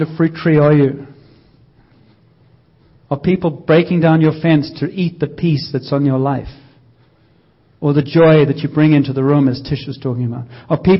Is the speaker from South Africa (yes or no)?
yes; South Africa; moved away as an adult; I grew up in South Africa